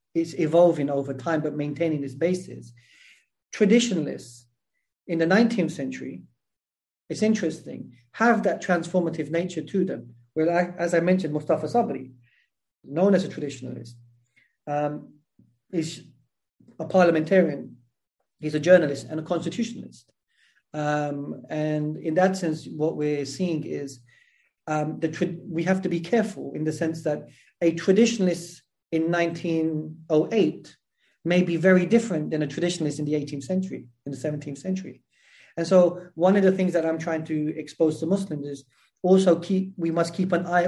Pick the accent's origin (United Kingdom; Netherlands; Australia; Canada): United Kingdom; England; born or raised there